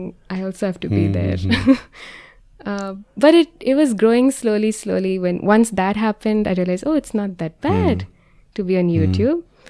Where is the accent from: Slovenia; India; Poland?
India; I was like, oh, what if I do this as an Indian Christian? I couldn't find other Indian Christians at that time.